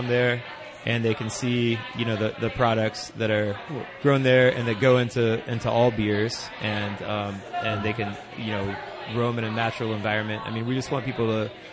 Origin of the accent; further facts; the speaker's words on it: Athens, Ohio, United States; I grew up here